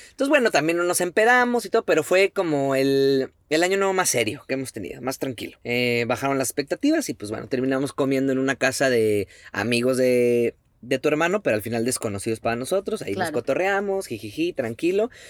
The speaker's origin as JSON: {"language": "Spanish", "country": "Mexico", "moved": "yes", "lives_now": "Greenville, United States", "said": "Como buenos mexicanos"}